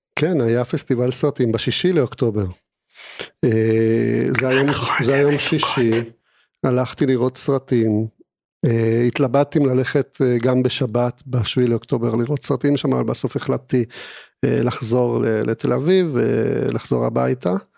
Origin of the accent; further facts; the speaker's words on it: Argentina; Hebrew is a second language; now in Israel; גדלתי במדינה דיקטטורית, וכשהייתי אה, בן שבע, היא עברה להיות שוב דמוקרטיה.